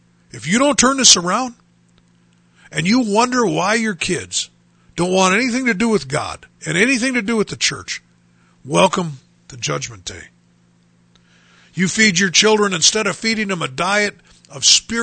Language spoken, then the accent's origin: English; Bismarck, North Dakota, United States; now in Dickinson, United States; growing up in Bismarck, North Dakota